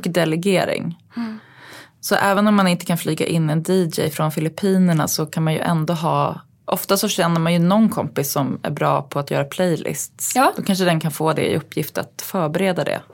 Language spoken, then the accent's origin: Swedish; Uppsala, Uppsala County, Sweden; also born or lived in New York; min uppväxt i Uppsala